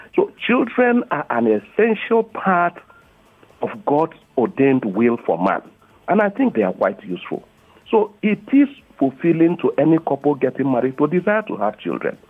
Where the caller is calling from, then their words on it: Lagos, Nigeria; I'm calling from Ayobo.